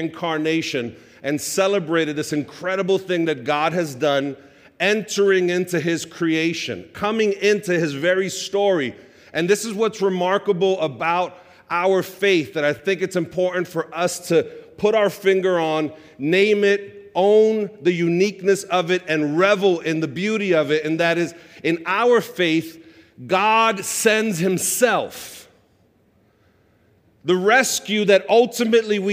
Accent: New York City, New York, United States; I grew up in Sunset Park, Brooklyn, on 47th Street and 4th Avenue

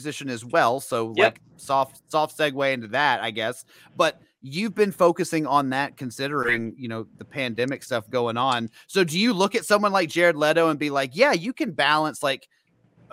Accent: Memphis, Tennessee, United States; I grew up in Memphis

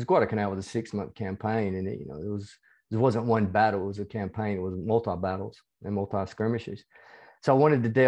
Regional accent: the South, United States; accent: hybrid southern United States and Australian; moved away as an adult; now in Australia; Yeah, I'm originally from the United States. You can probably tell from my accent, even though it's a hybrid accent between

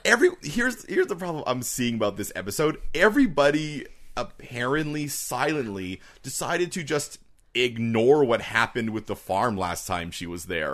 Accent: Canada; us being Canadian

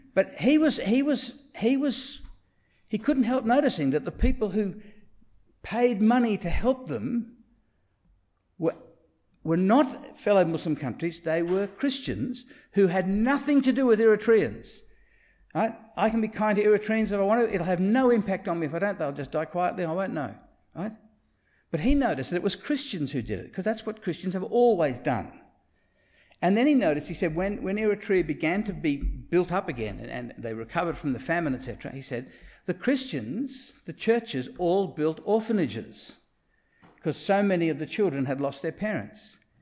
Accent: Sydney, New South Wales, Australia; I grew up in Rose Bay

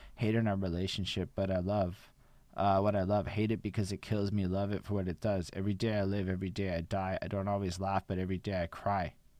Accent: Montreal, Quebec, Canada; I'm from Montreal.

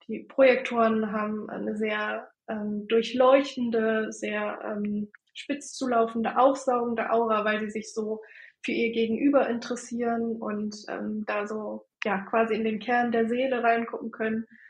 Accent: Bremen, Germany; ich komme äh, aus der Nähe von Bremen, wohne in Delmenhorst

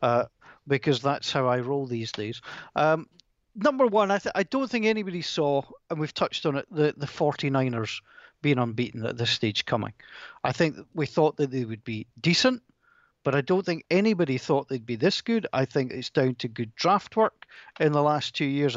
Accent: Scotland, United Kingdom; two Scottish broadcasters

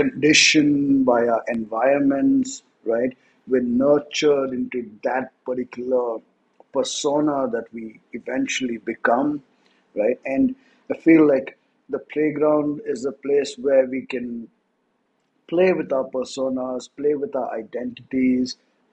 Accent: India; first language English; I grew up in India. I'm an Indian. I was born Indian. But I grew up in a city.

